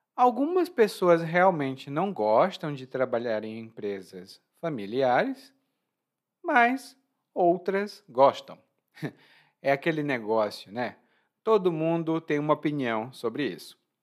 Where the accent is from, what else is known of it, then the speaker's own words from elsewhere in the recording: Brazil; Eu sou brasileiro